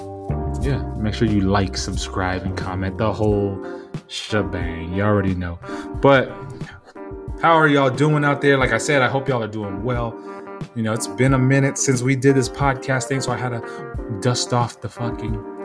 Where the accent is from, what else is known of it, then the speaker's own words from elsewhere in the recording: San Diego, California, United States; moved away; I'm from San Diego, where we have that fucking 70-degree weather all fucking year long